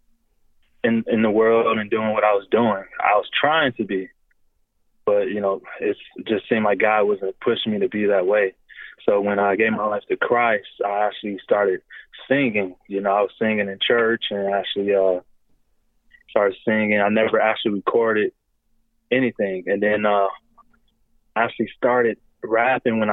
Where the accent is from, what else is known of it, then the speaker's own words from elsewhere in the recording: Detroit, Michigan, United States; also born or lived in Mount Clemens / Clinton Township; I was born in Detroit. Actually, my parents, they got divorced when I was 4 years old. So I was back and forth from Detroit to Mount Clemens to Clinton Township. But, you know, I grew up in both areas